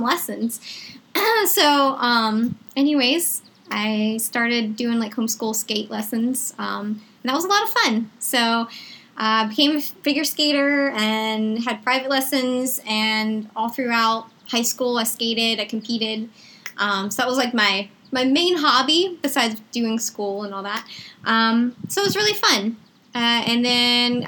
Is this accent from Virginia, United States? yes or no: yes; Chesterfield, Virginia, United States; I grew up in Chesterfield, Virginia.